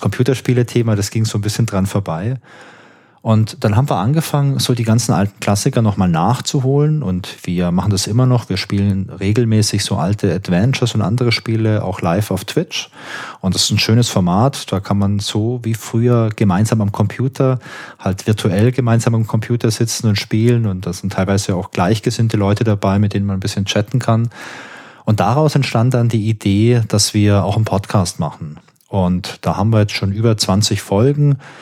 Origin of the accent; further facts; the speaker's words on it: Karlsruhe, Baden-Württemberg, Germany; Ich komme auch aus Karlsruhe, genau wie